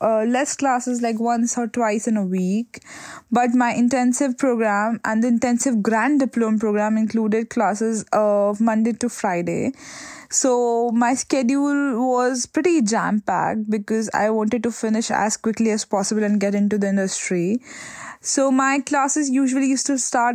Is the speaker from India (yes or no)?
yes; Udaipur, Rajasthan, India; moved away as an adult; now in Birmingham, United Kingdom; I grew up in Udaipur, India, and I was a lawyer before